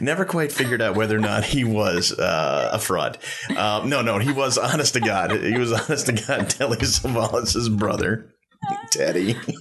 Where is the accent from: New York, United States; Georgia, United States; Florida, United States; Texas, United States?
New York, United States; Long Island; I grew up on Long Island and I grew up a Met fan